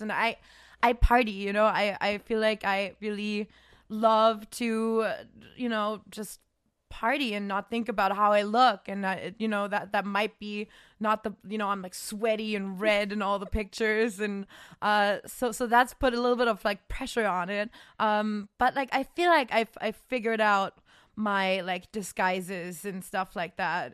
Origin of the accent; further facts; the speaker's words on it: Germany; English is a second language; now in United States; in my, like, small town in Germany because I'm not, I'm not technically from Cologne even, which is already kind of a small city. I was, like, two hours outside